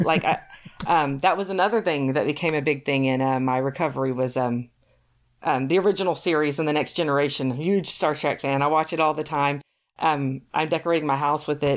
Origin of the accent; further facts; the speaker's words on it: Texas, United States; moved away as an adult; also born or lived in Ohio; now in Michigan, United States; I'm from Texas